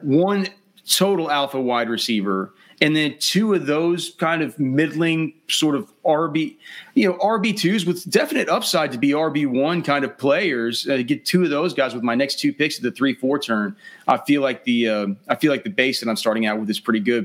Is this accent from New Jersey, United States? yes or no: no; Texas, United States; I'm from I'm from Texas. I've sp- spent my whole life here.